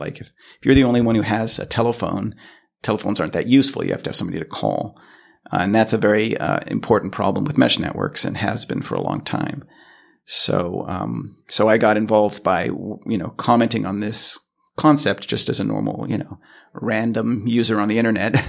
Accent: Los Angeles, California, United States; moved away as an adult; now in Sweden; I'm originally from California, from Los Angeles. And, uh, that's where I spent most of my life.

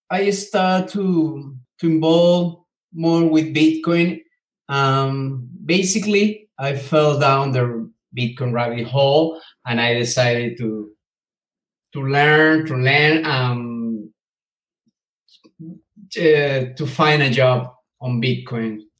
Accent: Venezuela; moved away as an adult; now in Scotland, United Kingdom; I am from Venezuela. We are living now in Scotland. We left the country three years ago.

